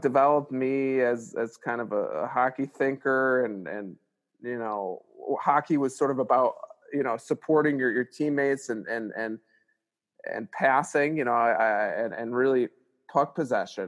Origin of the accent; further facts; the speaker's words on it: Glenview, Illinois, United States; I grew up in Illinois, Glengall, Illinois